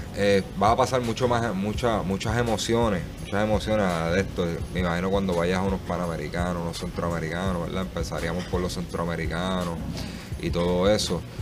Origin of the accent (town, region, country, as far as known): Puerto Rico